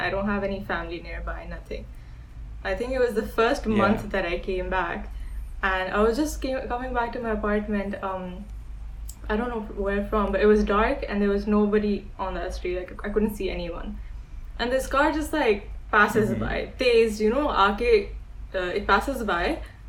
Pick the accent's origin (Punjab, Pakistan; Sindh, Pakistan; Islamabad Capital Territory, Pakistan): Islamabad Capital Territory, Pakistan; Islamabad; we're from Islamabad, so it sounds weird because Islamabad's so green.